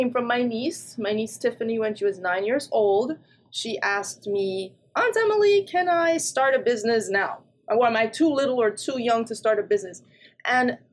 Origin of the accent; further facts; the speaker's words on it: Jamaica; moved away; also born or lived in England / New Jersey, United States; I was born in England, but grew up in Jamaica and also New Jersey. And so when I was in Jamaica, I grew up on a farm